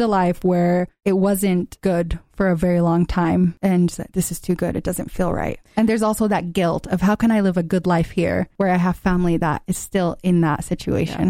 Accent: Gaza, Gaza Strip, Palestine; now in United States; growing up in Gaza

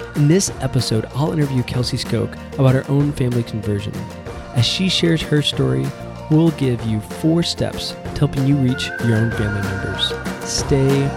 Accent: Kansas City, Kansas, United States; we're both from Kansas City

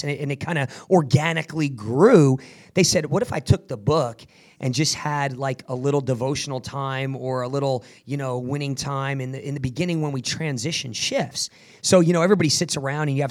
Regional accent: New Jersey, United States; I grew up in Jersey, man, a very rough area

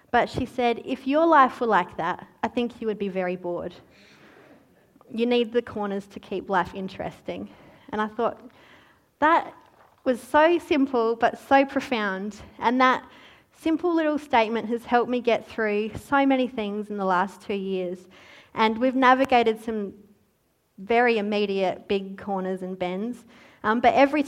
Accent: Australia; oh, Australia

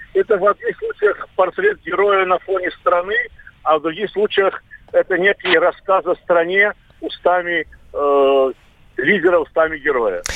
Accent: Baku, Azerbaijan; moved away; у себя на родине в Баку вместе с друзьями и с своим, своей семьей

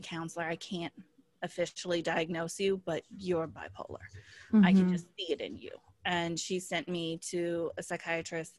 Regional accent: Colorado, United States; moved away as an adult; also born or lived in Washington, D.C.; I grew up in Colorado

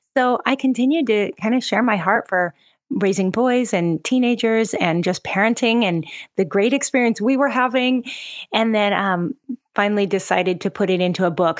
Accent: Seattle, Washington, United States; moved away as an adult; now in Oahu, Hawaii, United States; I'm originally from the Pacific Northwest. So I'm kinda a Seattle girl

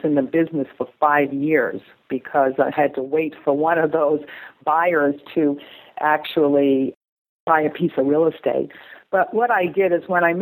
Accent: New England, Massachusetts, United States; moved away as an adult; now in Thousand Oaks, United States; I grew up in New England and Massachusetts

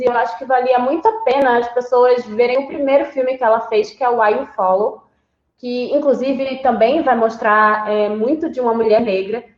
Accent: Recife, Pernambuco, Brazil; eu sou de Recife.

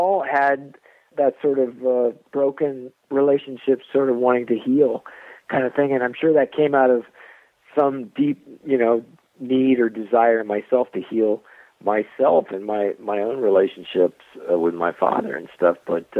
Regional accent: Southern US, United States; I'm from the South. A lot of my family are Southern

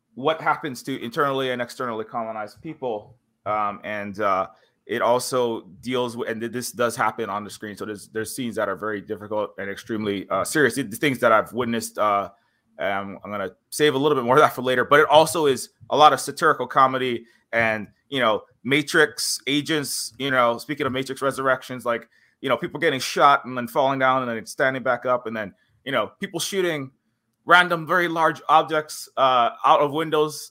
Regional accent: Hawaii, United States; I'm native Hawaiian

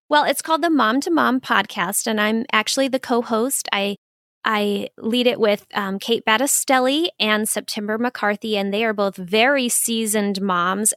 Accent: Phoenix, Arizona, United States; moved away as an adult; also born or lived in Pensacola, Florida; now in Minnesota, United States; I'm originally from Phoenix

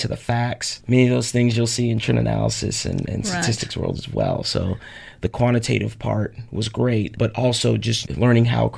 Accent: United States; as an American

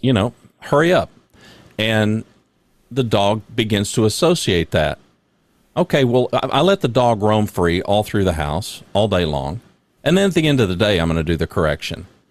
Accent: Louisiana, United States; also born or lived in Oklahoma; I was born in Oklahoma, but I, I, I, for the most part, grew up in Louisiana

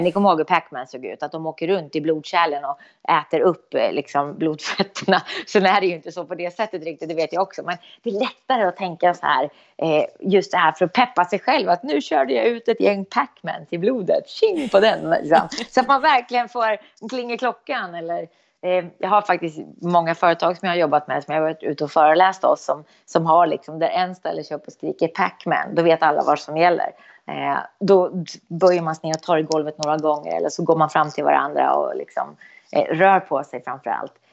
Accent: Eskilstuna, Södermanland, Sweden; Eskilstuna, det är min hemstad

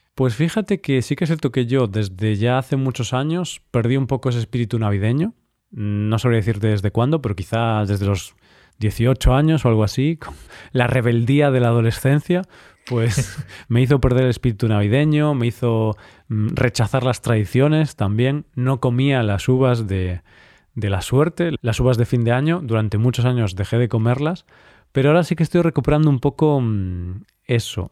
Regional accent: Vigo, Galicia, Spain; moved away; Vigo, la ciudad donde mi ciudad natal, ahora no vivo ahí

